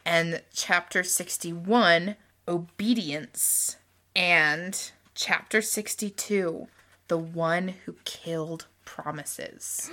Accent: Utah Valley, United States; moved away; also born or lived in Louisiana; growing up in Utah Valley

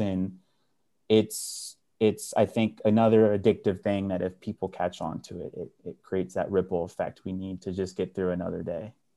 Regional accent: Dallas, Texas, United States; I was born and raised in North Oak Cliff

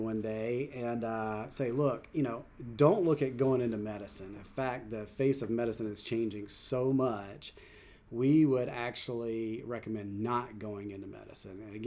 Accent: Anderson, South Carolina, United States; moved away as an adult; also born or lived in Kansas City; I grew up in South Carolina, in Anderson, South Carolina

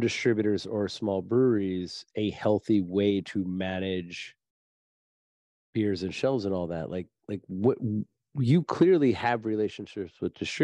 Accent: New Jersey, United States; I'm from New Jersey

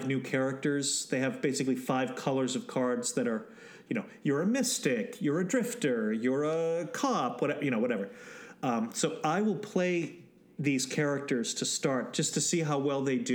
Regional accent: New England, United States; I grew up in New England

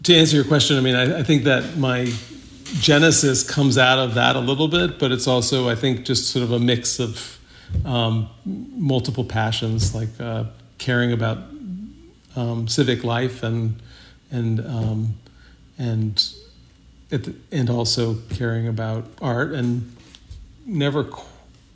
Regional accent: Massachusetts, United States; now in Brooklyn, United States; I grew up in a small town in Massachusetts on a dirt road

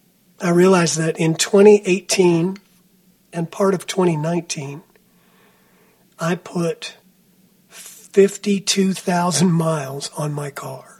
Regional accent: New Jersey, United States; moved away as an adult; also born or lived in Boston / Texas; I grew up on the East Coast of the United States in New Jersey, very close to New York City

